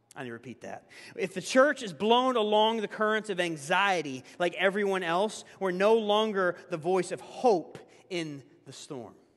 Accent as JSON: {"language": "English", "region": "Tennessee", "country": "United States", "tie": "born or raised there", "moved": "yes", "said": "my home state of Tennessee"}